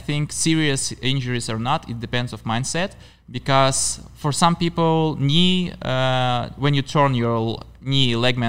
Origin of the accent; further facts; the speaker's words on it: Baltiysk, Kaliningrad Oblast, Russia; And my hometown is Baltisk.